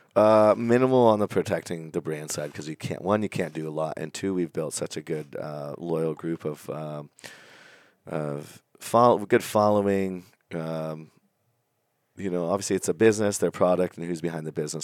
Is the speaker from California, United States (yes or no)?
yes; Napa Valley, California, United States; I grew up up in Napa Valley